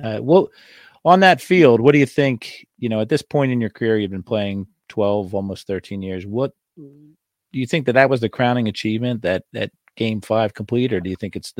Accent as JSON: {"language": "English", "town": "Norristown", "region": "Pennsylvania", "country": "United States", "tie": "born or raised there", "said": "my hometown, Norristown, PA."}